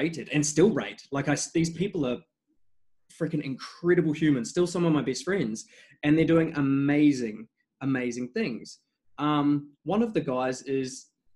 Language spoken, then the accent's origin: English; New Zealand; moved away as an adult; also born or lived in England; now in Australia; I was born in England. I've lived in New Zealand since I was 10 until 26, and I've been in Australia since then.